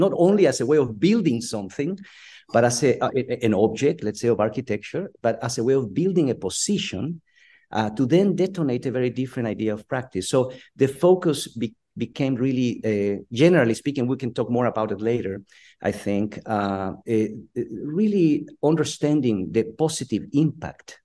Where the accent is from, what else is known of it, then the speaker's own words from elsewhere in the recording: Guatemala; now in San Diego, United States; I'm originally from Guatemala in Central America and migrated to the United States in the early 80s.